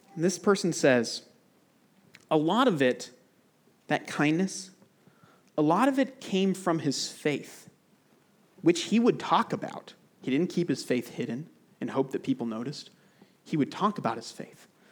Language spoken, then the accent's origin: English; United States; moved away as an adult; now in United Arab Emirates; I love my home country. I'm grateful for America